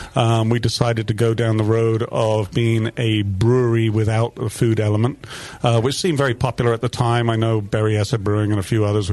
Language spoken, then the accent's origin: English; England, United Kingdom; now in Nevada City, United States; So, yes, I am English.